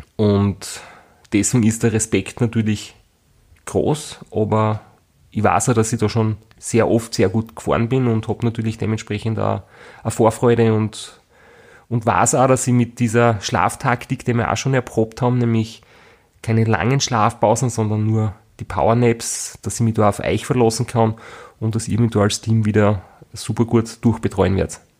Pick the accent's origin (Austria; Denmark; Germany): Austria; bei uns in Österreich